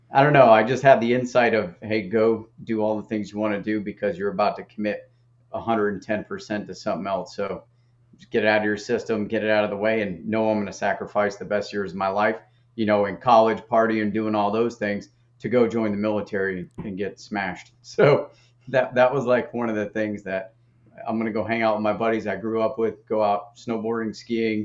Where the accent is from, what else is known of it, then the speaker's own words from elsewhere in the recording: Maine, United States; I grew up in Maine